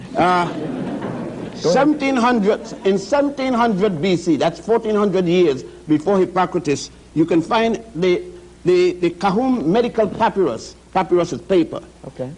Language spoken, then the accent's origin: English; Puerto Rico; moved away; also born or lived in Ethiopia / Virgin Islands; we lived and grew up in Puerto Rico and the Virgin Islands